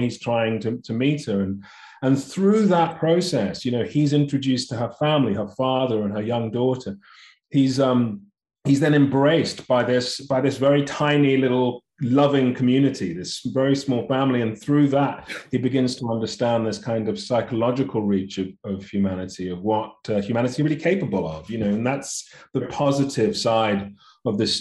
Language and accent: English; London, United Kingdom; I was born and raised in London, family of immigrants to the UK from Nigeria.